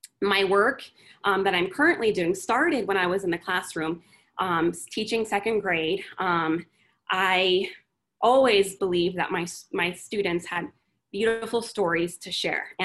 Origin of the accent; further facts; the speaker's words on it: Phoenix, Arizona, United States; moved away as an adult; now in Austin, United States; I was born and raised in Phoenix, Arizona